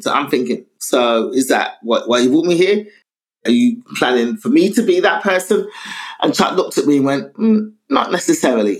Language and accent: English; London, United Kingdom; I was brought up in London